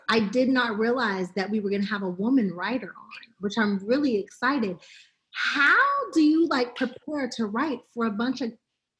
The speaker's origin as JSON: {"language": "English", "town": "Pittsburgh", "region": "Pennsylvania", "country": "United States", "moved": "yes", "said": "I'm from Pittsburgh."}